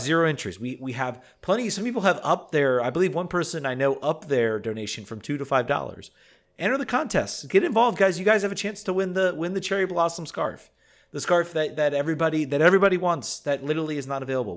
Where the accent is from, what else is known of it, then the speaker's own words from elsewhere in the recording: Richmond, Virginia, United States; moved away; my hometown of Richmond